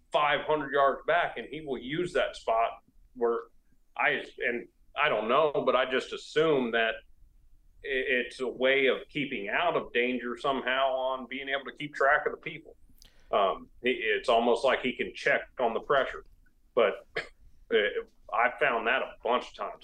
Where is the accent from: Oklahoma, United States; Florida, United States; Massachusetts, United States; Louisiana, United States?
Florida, United States; now in South Carolina, United States; where I grew up in Florida